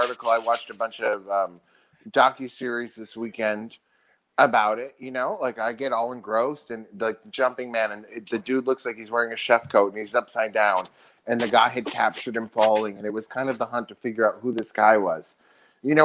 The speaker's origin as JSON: {"language": "English", "country": "United States", "said": "as an American"}